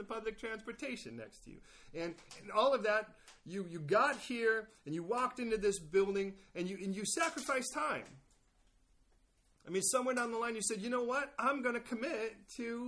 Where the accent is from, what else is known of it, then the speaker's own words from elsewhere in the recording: California, United States; I'm from California.